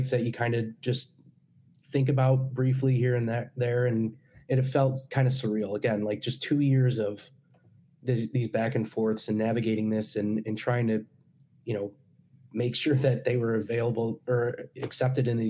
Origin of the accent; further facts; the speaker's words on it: United States; as an American